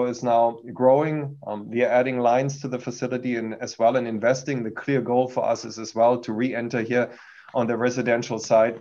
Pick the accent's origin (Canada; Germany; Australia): Germany; accent: German; English is a second language; moved away as an adult; now in United States; I've been originally born in Germany. You can hear that from my accent. Came to the US almost 20 years ago.